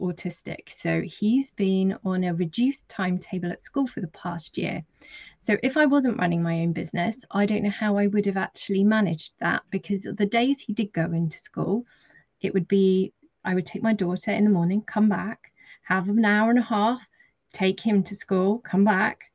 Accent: Dorset, South West England, United Kingdom; also born or lived in London; I'm from Dorset, so I've jumped around a bit from London to Dorset in the UK quite a bit.

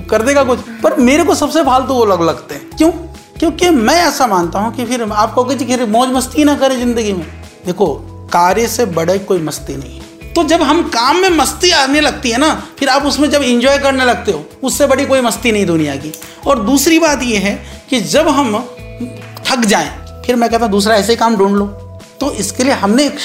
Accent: Nagpur, Maharashtra, India; मैं नागपुर से आया हूँ मेरी उम्र तीस साल है

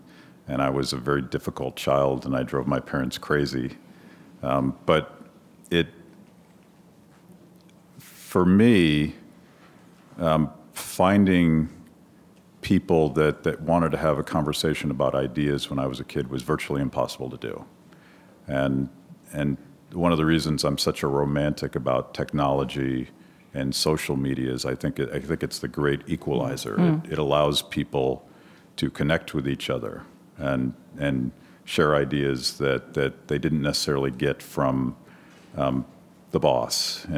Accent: Pennsylvania, United States; also born or lived in Florida / Detroit; So I mostly grew up in rural Pennsylvania, but I was born in Florida, and I lived in Detroit actually during the riots

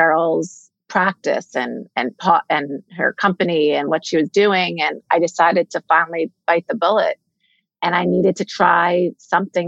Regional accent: the New York area, United States; I'm from the New York area, born and bred

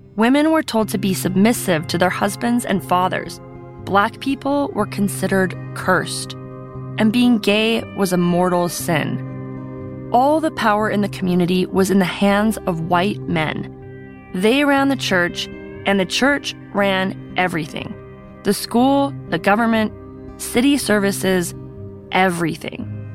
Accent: Salt Lake City, Utah, United States; I grew up in Salt Lake too, but I was raised mainstream Mormon

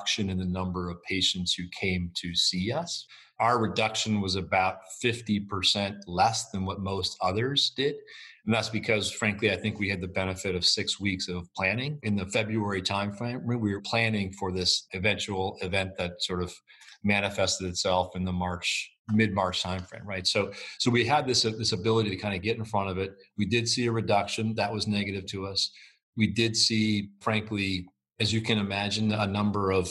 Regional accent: United States; as an American public

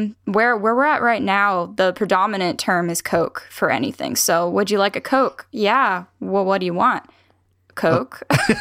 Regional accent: Pennsylvania, United States; also born or lived in Nashville, Tennessee; now in Tennessee, United States; I was born down here and then I was taken back up north to Pennsylvania and that's where we stayed. And, I have a very mixed background when it comes to what region I'm from.

